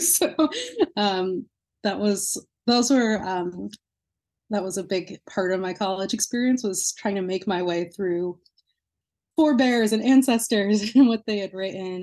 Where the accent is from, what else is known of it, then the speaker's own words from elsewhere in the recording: New Jersey, United States; now in Lowell, United States; my hometown in New Jersey